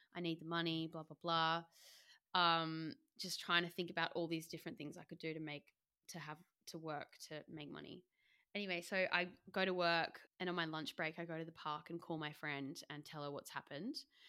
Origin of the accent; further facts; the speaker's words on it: Australia; moved away; I'm Australian